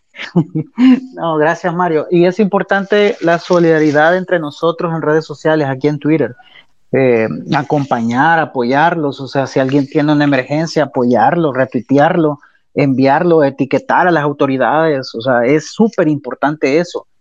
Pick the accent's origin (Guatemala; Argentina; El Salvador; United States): El Salvador; como salvadoreños y salvadoreñas que somos